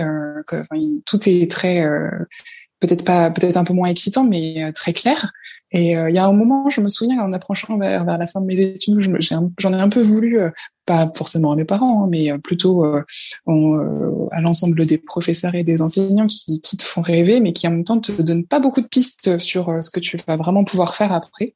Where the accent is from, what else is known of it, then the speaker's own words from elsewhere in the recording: La Roche-Guyon, Île-de-France, France; also born or lived in Paris / Marseille; now in La Seyne-sur-Mer, France; je viens d'un tout petit village qui s'appelle La Roche-Guyon et qui est sur le bord de la Seine entre Paris et Rouen